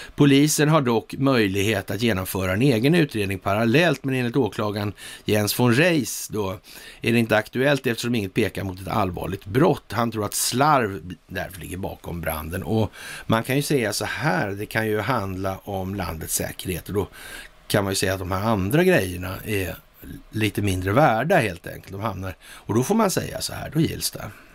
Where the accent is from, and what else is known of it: Sweden